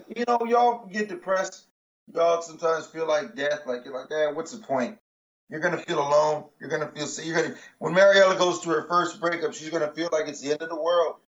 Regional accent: United States; I love being American

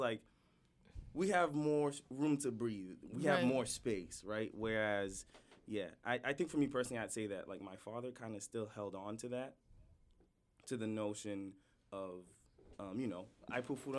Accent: Haiti; now in United States; growing up in Haiti

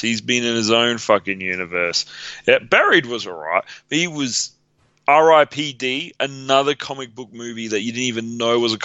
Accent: Australia; I'm Australian

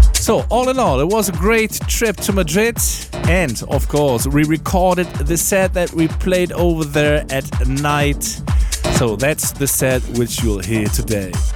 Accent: Hamburg, Germany; here in our hometown, Hamburg

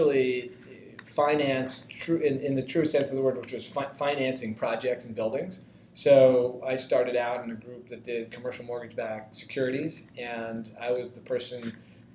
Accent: Toronto, Ontario, Canada; moved away as an adult; also born or lived in Princeton; now in Philadelphia, United States; I grew up in Toronto

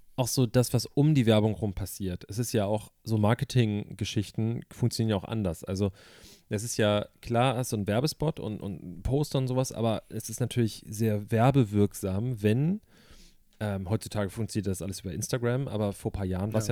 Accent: Germany; als Deutscher, ich meine, wir haben in Deutschland

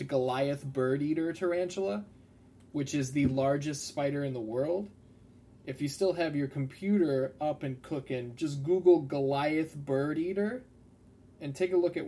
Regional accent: Alsip, Illinois, United States; growing up in Alsip

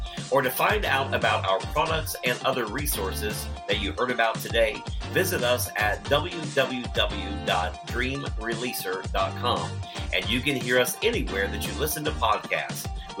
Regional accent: Ohio, United States; I'm also from Ohio.

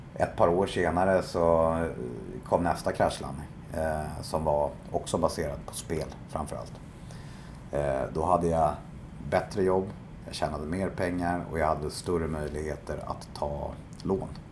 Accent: Stockholm, Stockholm County, Sweden; jag är eh, uppvuxen i eh, Bromma i mm. Stockholm

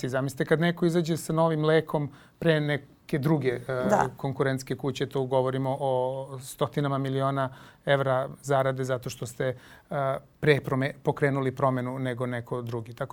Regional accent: Serbia

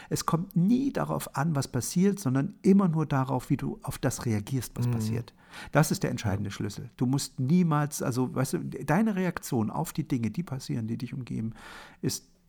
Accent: Germany; born there; Also ich bin in der, in der DDR geboren, in einem Land, was äh, 1970, als ich geboren wurde, unter Walter Ulbricht regiert wurde.

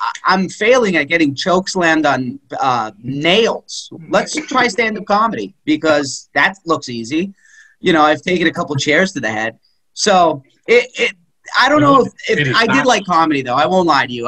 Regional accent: Toronto, Ontario, Canada; moved away as an adult; now in New York, United States; I'm from Toronto. I'm from, Canada

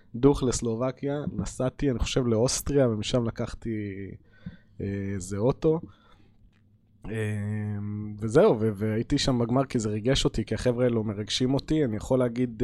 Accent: Hadera, Haifa District, Israel; אני בתור ילד ששיחק כדורגל בחדרה בשכונה

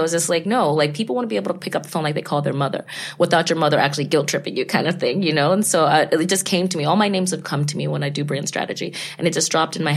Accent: Texas, United States; also born or lived in Ghana; now in New York City, United States; I'm from Texas. We're from Texas. And before that, my family's from Ghana and West Africa.

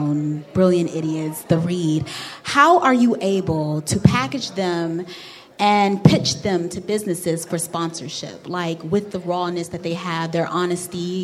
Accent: North Carolina, United States; I'm from North Carolina

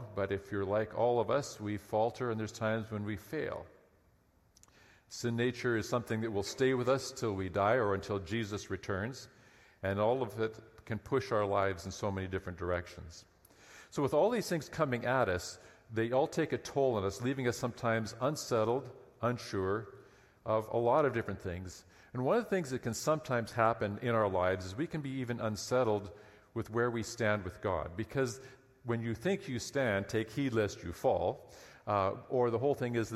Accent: Lower Mainland, British Columbia, Canada; I grew up in the Lower Mainland

